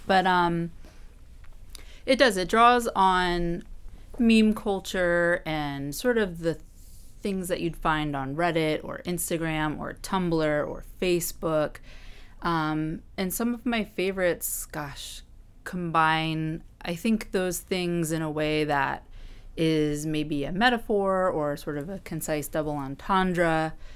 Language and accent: English; Orange, Virginia, United States; moved away as an adult; now in Washington, D.C., United States; I am from Virginia originally. Um, pretty, I'd say about two hours outside of Washington, D C, in Orange, which is a much more rural